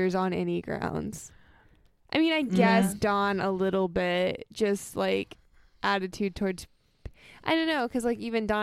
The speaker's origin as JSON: {"language": "English", "region": "East Texas", "country": "United States", "said": "I am from East Texas"}